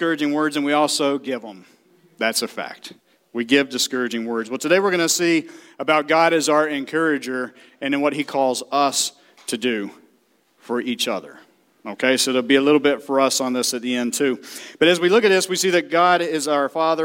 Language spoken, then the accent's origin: English; the South, United States; I'm from the South